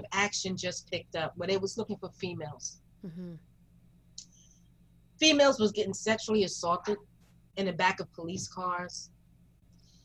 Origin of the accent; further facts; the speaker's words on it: New York City, New York, United States; growing up in Greenwich Village